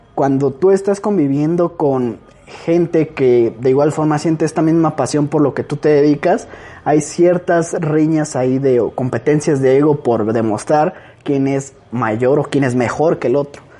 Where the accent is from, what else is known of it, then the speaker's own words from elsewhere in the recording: Mexico; somos los mexicanos